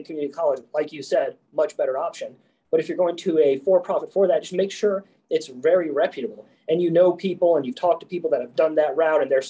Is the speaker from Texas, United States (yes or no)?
no; Spring Lake, North Carolina, United States; I grew up in Spring Lake, North Carolina